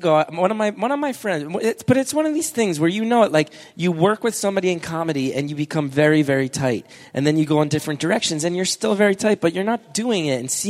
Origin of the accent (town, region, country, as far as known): New York, United States; now in California, United States